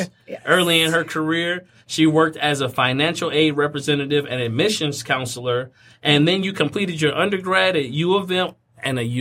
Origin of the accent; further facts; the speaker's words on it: Indiana, United States; also born or lived in California; now in Michigan, United States; grew up in Indiana